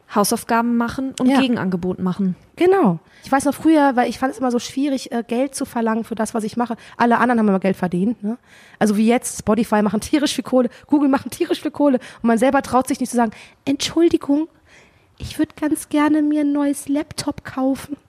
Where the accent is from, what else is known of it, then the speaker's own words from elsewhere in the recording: Cologne, North Rhine-Westphalia, Germany; ich komme ja aus Köln